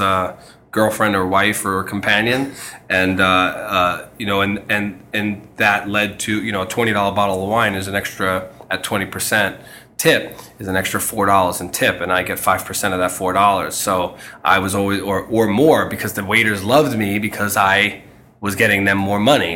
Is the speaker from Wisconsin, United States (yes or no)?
no; New York City, New York, United States; moved away as an adult; now in Connecticut, United States; I grew up in Queens where there are a lot of houses